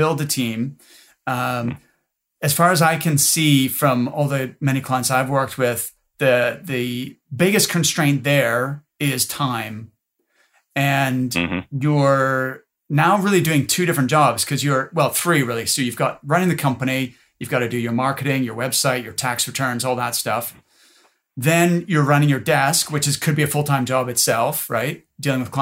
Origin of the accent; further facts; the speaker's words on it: Nova Scotia, Canada; I'm from Nova Scotia